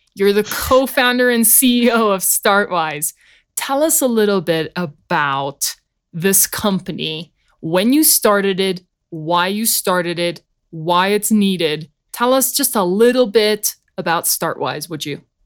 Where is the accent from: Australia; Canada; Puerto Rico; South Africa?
South Africa; now in United States; me being from South Africa